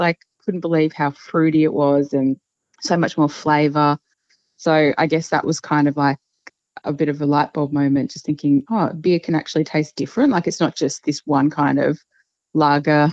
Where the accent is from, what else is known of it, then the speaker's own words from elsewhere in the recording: Queensland, Australia; I grew up in Queensland